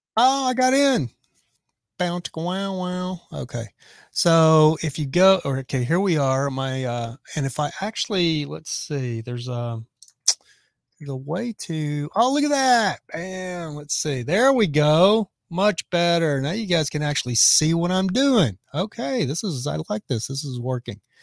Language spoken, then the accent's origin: English; Texas, United States; I'm from Texas